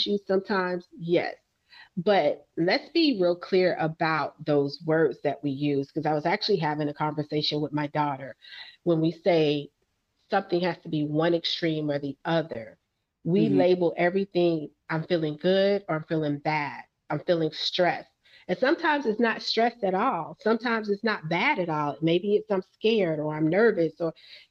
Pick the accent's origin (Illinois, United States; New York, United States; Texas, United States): New York, United States; New York City; I'm from Brooklyn